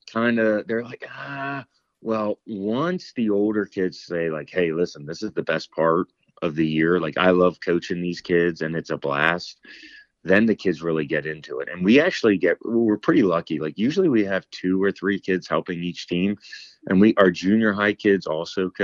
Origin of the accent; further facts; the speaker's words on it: Annville, Pennsylvania, United States; growing up in Annville